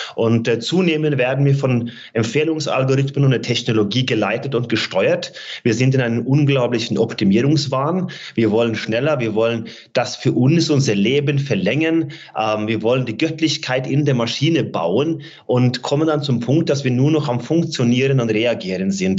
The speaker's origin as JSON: {"language": "German", "country": "Norway", "tie": "born or raised there", "moved": "yes", "said": "meiner Heimat Norwegen"}